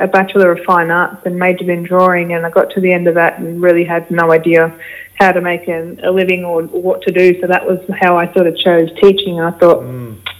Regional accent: Ararat, Victoria, Australia; I grew up in Ararat.

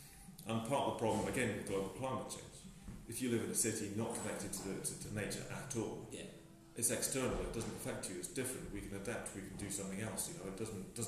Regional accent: England, United Kingdom; I'm definitely a white settler. I'm English and I'll always be English. And I'll be reminded that I'm English in a nice way, very nice way.

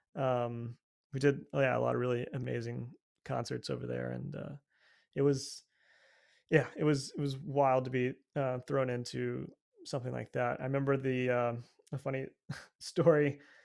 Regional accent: United States; I'm from America

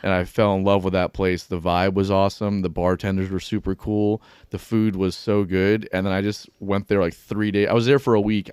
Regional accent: Pembroke Pines, Florida, United States; now in Jacksonville, United States; I'm from, uh, like, Broward, like, Pembroke Pines area.

